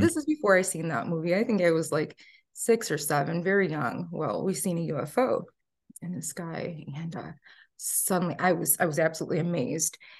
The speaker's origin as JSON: {"language": "English", "area": "outskirts of Chicago", "region": "Northwest Indiana", "country": "United States", "tie": "born or raised there", "said": "I grew up in Northwest Indiana, outskirts of Chicago"}